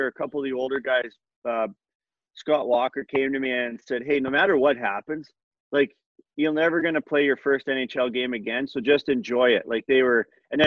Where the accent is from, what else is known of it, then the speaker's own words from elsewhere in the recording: Edmonton, Alberta, Canada; in my hometown